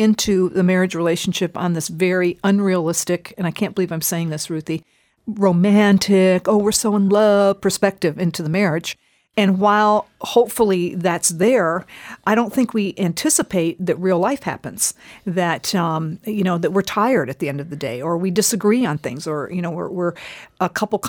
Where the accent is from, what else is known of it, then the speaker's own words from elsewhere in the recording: Japan; I grew up in Japan as a missionary kid, and at that time, I don't know what's going on today, but at the time when I was there as a little girl, most marriages were arranged.